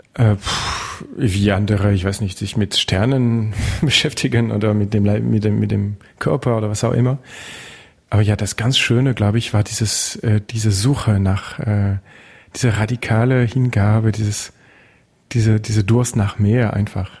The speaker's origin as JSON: {"language": "German", "area": "Touraine", "region": "Centre-Val de Loire", "country": "France", "second_language": "German", "moved": "yes", "lives_now": "Berlin, Germany", "said": "Ich komme aus Frankreich, klar. Ähm, aus der Touraine, einer kleinen Gegend im Zentrum"}